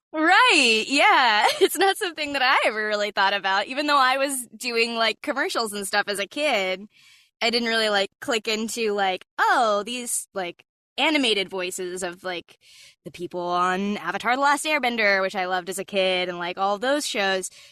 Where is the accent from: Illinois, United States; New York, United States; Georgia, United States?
Georgia, United States; Atlanta; moved away as an adult; now in Los Angeles, United States; Growing up in Atlanta, my dad was writing commercials for a living